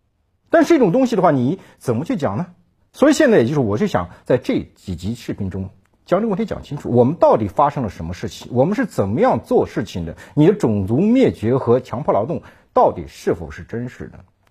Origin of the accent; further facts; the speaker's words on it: Xinjiang, China; 我在新疆长大，长期在新疆生活和调研